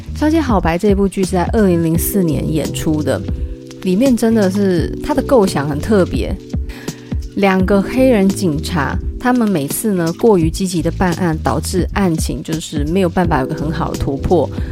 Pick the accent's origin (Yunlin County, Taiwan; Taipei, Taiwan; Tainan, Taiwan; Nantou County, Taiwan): Taipei, Taiwan; 我也是台北的人